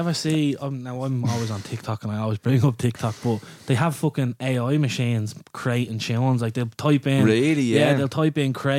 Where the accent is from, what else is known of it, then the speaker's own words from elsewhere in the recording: Dublin, Leinster, Ireland; I'm from Ringsend myself